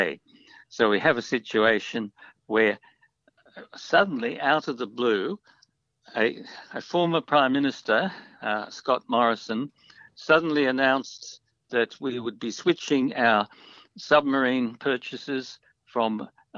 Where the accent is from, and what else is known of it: Australia